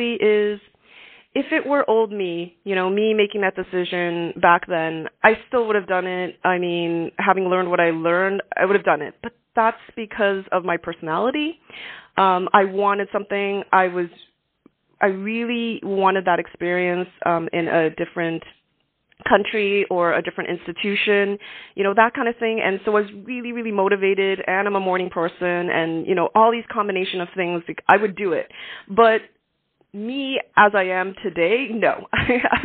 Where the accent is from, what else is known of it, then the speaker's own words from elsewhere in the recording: Canada; as a Canadian